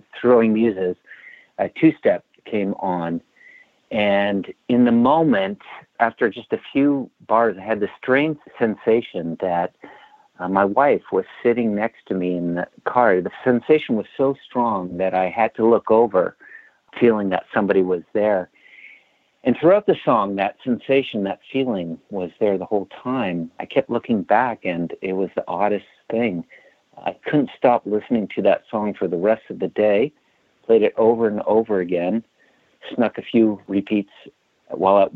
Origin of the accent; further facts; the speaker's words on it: Bellevue, Washington, United States; I'm from Bellevue, Washington